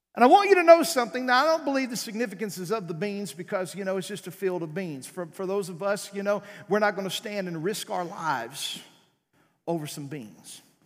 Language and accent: English; South Arkansas, United States; moved away; I was raised in South Arkansas